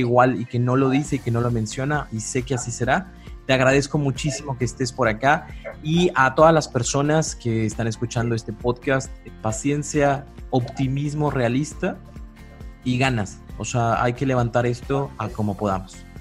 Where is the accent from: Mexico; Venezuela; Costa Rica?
Mexico; como pueblo mexicano